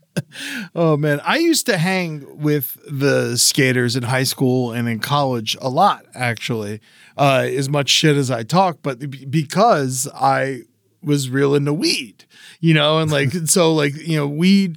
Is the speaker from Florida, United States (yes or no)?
yes; South Florida, United States; I grew up in South Florida